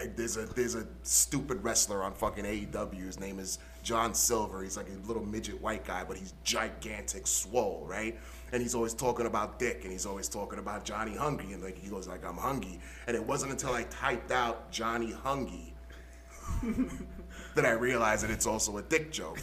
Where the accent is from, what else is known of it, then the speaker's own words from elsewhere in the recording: New York, United States; as a New Yorker